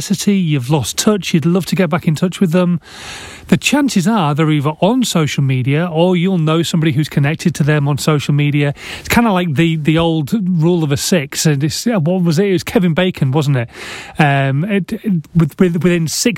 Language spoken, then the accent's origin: English; Yorkshire and the Humber, United Kingdom; I am a Yorkshireman.